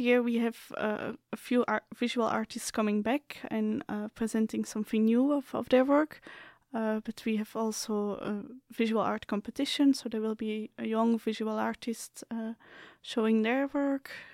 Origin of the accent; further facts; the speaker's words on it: Belgium; moved away as an adult; now in Slovakia; I'm coming from Belgium